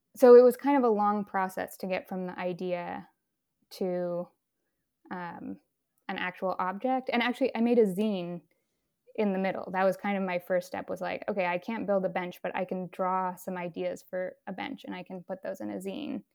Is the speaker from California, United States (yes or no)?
yes; Berkeley, California, United States; moved away as an adult; also born or lived in San Francisco; now in Brooklyn, United States; I grew up in Berkeley in San Francisco